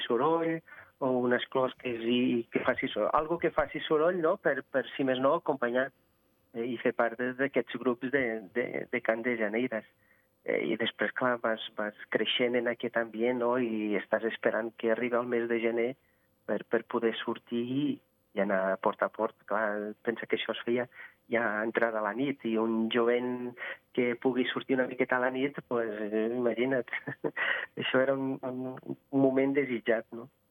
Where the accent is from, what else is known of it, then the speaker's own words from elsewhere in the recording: Vila Praia de Âncora, Viana do Castelo, Portugal; Catalan is a second language; now in Andorra; Jo sóc de Vila Praia de Àncora, a prop de Viana do Castelo